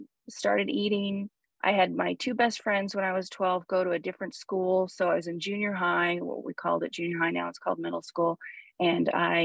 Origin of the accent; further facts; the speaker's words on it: Huntington Beach, California, United States; I grew up in Huntington Beach, California, where Paul is now